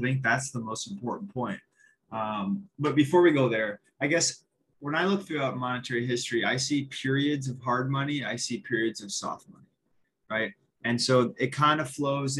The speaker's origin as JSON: {"language": "English", "country": "United States", "said": "I'm from America"}